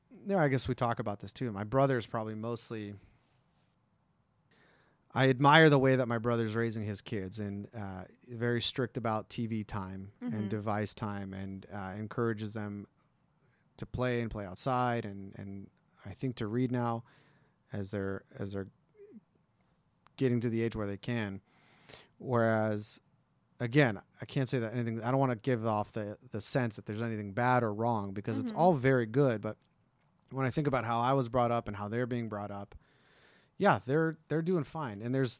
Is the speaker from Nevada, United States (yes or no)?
yes; Green Valley, Nevada, United States; they live in Summerlin. I grew up in Green Valley.